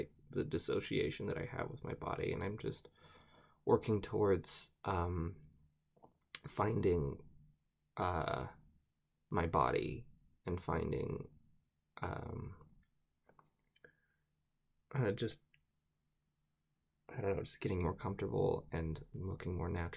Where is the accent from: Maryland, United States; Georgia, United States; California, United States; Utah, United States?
Utah, United States; I am from Utah